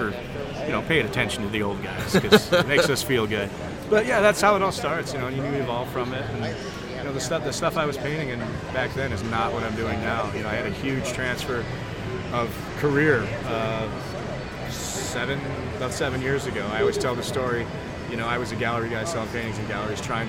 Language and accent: English; an hour south of Buffalo, New York, United States; I'm from an hour south of here. This is my hometown